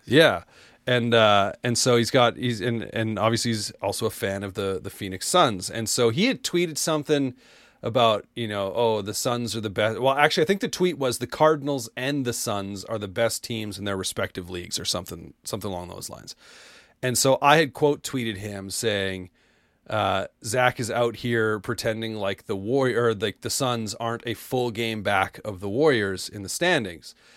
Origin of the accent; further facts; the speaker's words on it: Canada; I'm Canadian.